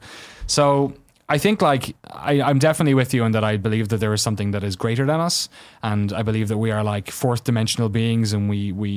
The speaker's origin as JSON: {"language": "English", "town": "Waterford", "region": "Munster", "country": "Ireland", "tie": "born or raised there", "moved": "yes", "said": "I grew up in Waterford, which is about as far from the north as you can get"}